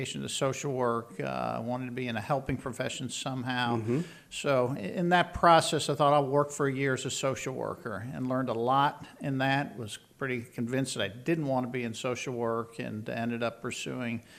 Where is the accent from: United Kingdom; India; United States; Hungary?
United States; Philadelphia, Pennsylvania; Grew up in the Philadelphia area